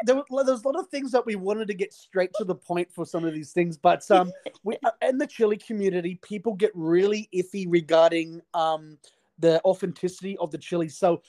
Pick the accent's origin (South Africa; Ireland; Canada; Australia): Australia; Okay, so no, I am fully Aussie, but I have worked...